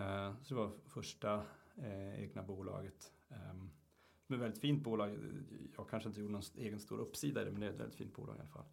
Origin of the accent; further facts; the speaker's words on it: Luleå, Norrbotten County, Sweden; uppe i Luleå där jag kommer ifrån